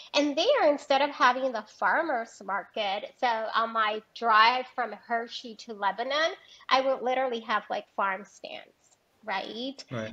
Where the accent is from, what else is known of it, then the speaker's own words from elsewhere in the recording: Puerto Rico; moved away as an adult; also born or lived in Rio Grande Valley, Texas; now in Houston, United States; I am originally from Puerto Rico and have been in the state of Texas